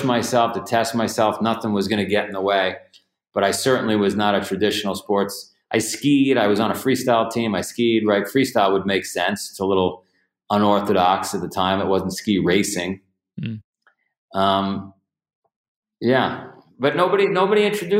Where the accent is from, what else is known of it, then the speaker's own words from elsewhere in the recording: New York City, New York, United States; I grew up in Ground Zero for Goodfellas, so the Varios lived across the street